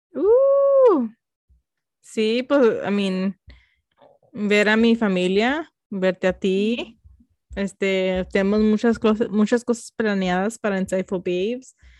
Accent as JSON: {"language": "Spanish", "country": "United States", "tie": "born or raised there", "first_language": "Spanish", "said": "somos Mexican American, somos mexicanas americanas"}